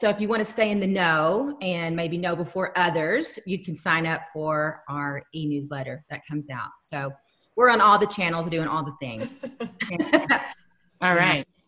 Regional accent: Texas, United States; now in Minnesota, United States; oh honey texas

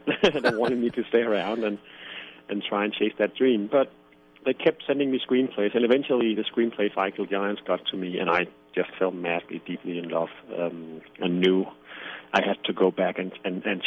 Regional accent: Denmark; first language Danish; English is a second language; I'm from Denmark

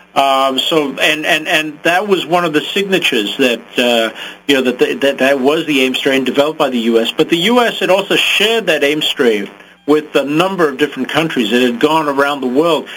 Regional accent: Zimbabwe; I grew up in Africa, in Zimbabwe, and I came of age at the time of a bloody race war

